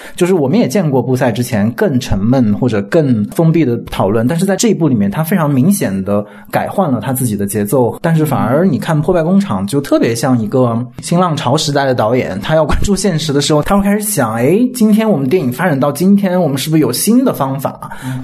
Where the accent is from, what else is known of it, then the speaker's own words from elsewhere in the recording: China; 我们中国人